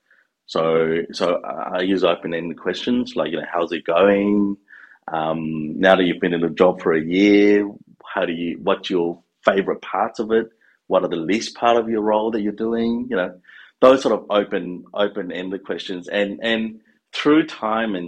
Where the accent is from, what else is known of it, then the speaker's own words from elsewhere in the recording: Queensland, Australia; English is a second language; also born or lived in Malaysia; I'm a Queenslander through and through